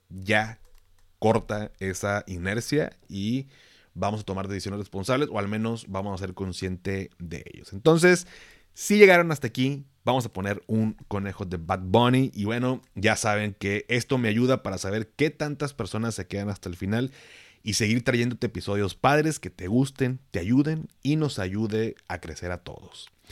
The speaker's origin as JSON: {"language": "Spanish", "country": "Mexico", "said": "términos que utilizo que es como muy mexicano, muy de acá"}